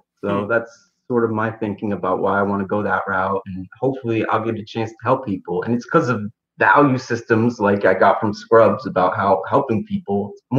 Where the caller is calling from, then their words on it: Beacon, New York, United States; Beacon, New York.